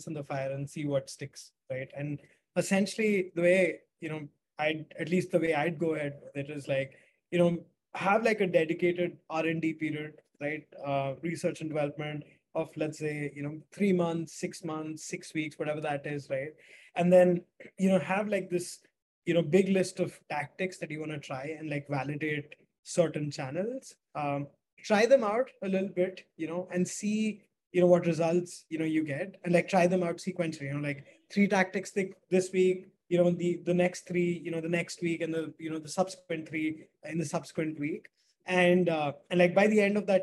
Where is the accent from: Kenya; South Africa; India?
India; Delhi; I'm from Delhi, India